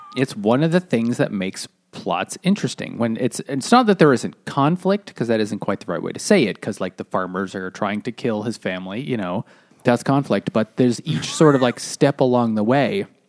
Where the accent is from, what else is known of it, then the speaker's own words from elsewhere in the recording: New England, United States; growing up in New England